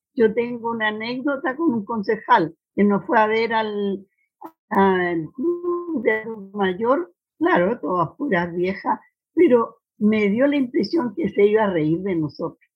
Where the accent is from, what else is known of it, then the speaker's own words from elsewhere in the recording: Temuco, Araucanía, Chile; somos coterráneos. Yo también soy de Temuco